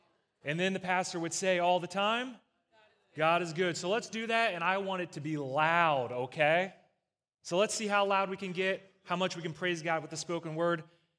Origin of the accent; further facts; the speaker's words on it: East Coast, United States; So as you guys know, I'm from the East Coast, and they do church a very specific way on the East Coast, out in the hills, all right?